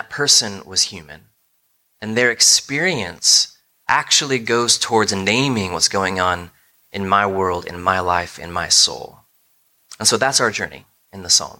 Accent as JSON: {"language": "English", "country": "United States", "said": "as American thinkers"}